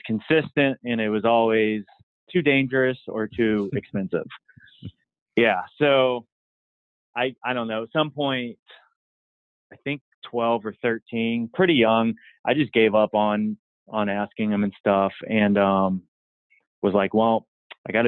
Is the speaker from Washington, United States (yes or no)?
no; Virginia, United States; I grew up in Virginia on the East Coast, and, no sidewalks, kind of grew out in the country area of Virginia